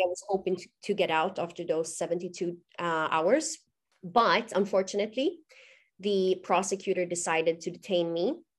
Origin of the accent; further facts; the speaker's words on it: Gothenburg, Västra Götaland, Sweden; moved away as an adult; also born or lived in Dubai; I'm born and raised in Gothenburg, Sweden